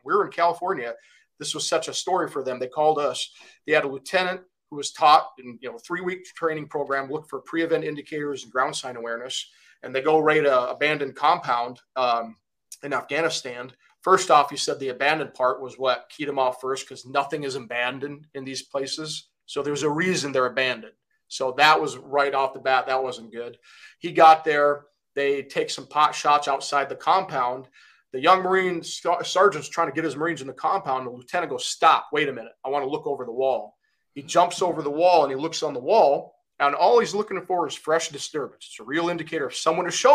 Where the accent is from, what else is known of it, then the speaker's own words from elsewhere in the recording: Kuwait; moved away; also born or lived in Michigan, United States; So originally I'm from Kuwait, and I grew up there.